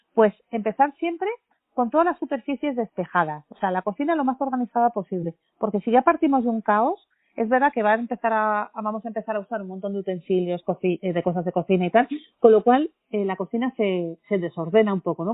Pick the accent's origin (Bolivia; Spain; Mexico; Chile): Spain; Basque Country; Como buena familia vasca